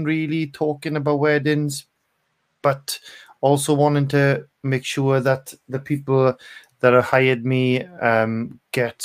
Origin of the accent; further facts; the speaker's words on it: Bridgend, Wales, United Kingdom; moved away as an adult; also born or lived in Aberdeen; I'm from Bridgend originally